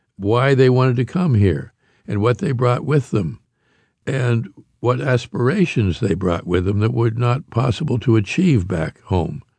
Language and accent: English; Pittsburgh, Pennsylvania, United States; I grew up in Pittsburgh, Pennsylvania